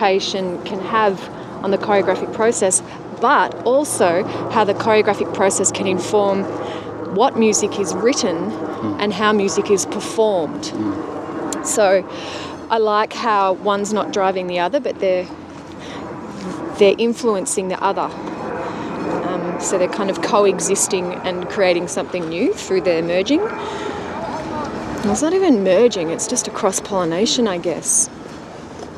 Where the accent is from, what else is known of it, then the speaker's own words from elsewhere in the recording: Melbourne, Victoria, Australia; away from my hometown in Melbourne